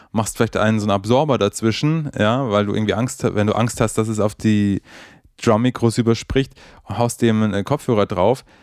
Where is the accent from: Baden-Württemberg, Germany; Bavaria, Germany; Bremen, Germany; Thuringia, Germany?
Bremen, Germany; Also ich komme aus Bremen, aber ich glaube, der wohnt in Hamburg